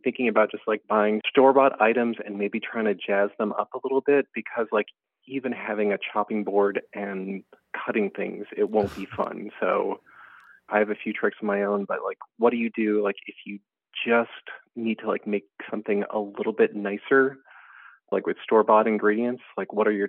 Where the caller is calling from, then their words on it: Port of Spain, Trinidad & Tobago; Port of Spain in Trinidad.